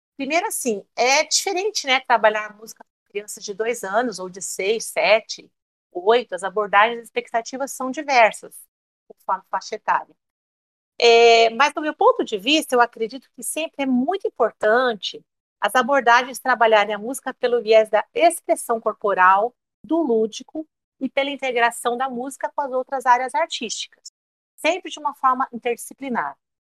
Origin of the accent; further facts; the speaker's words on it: São Paulo, Brazil; moved away as an adult; now in Cuiabá, Brazil; eu dava aula de educação musical lá em São Paulo, a cidade onde eu nasci